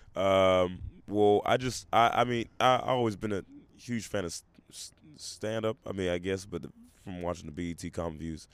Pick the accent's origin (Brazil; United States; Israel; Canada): United States; Memphis, Tennessee; also born or lived in Portland, Oregon; I was raised most of my adolescence in Memphis, Tennessee